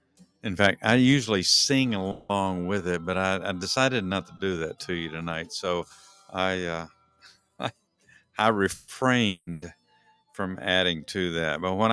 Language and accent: English; Texas, United States; now in Georgia, United States; Ever since I moved to Georgia, I came from Texas, so I was a University of Texas Longhorn for the long time